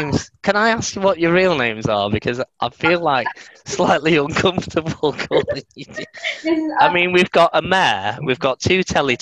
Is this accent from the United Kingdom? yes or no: yes; Manchester, North West England, United Kingdom; also born or lived in Stretford; I was from Manchester